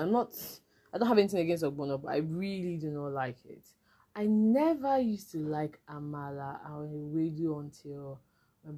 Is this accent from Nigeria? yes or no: yes; Nigeria; as a Nigerian